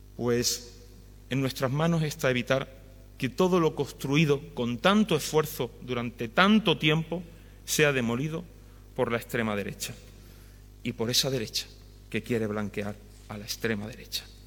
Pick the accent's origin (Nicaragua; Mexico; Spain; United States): Spain; Villacarrillo, Andalusia; en mi tierra, en Villacarrillo